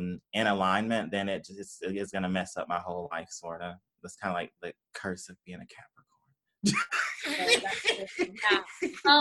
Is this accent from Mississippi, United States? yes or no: yes; Tupelo, Mississippi, United States; moved away as an adult; also born or lived in Ann Arbor, Michigan; I grew up in Mississippi, Tupelo, Mississippi.